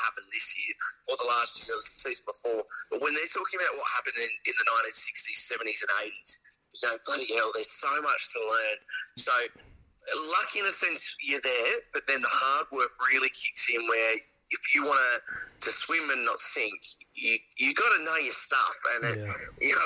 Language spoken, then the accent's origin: English; Tasmania, Australia; moved away as an adult; now in Adelaide, Australia; I grew up in Tasmania